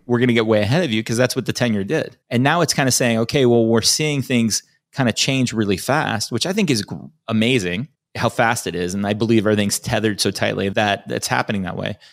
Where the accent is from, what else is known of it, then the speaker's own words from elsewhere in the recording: Chicago, Illinois, United States; now in California, United States; I grew up in Chicago.